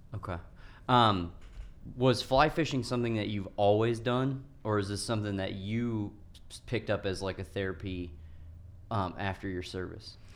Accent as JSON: {"language": "English", "area": "Morris Reservoir", "region": "California", "country": "United States", "tie": "born or raised there", "said": "I grew up on Morris Reservoir"}